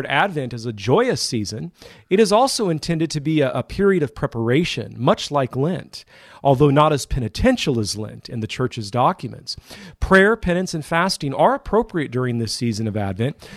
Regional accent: Modesto, California, United States; moved away; my hometown of Modesto

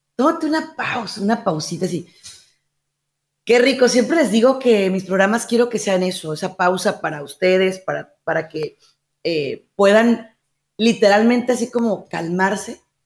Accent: Mexico; en mi país, en México

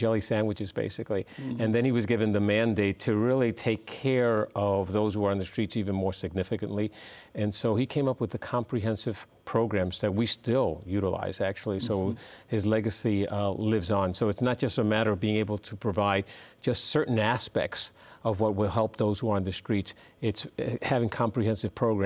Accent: New York City, New York, United States; now in San Diego, United States; I grew up in the South Bronx as well.

